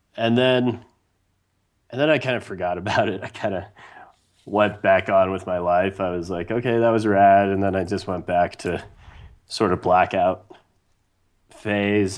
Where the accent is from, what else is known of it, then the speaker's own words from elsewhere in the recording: Wyoming, United States; growing up in Wyoming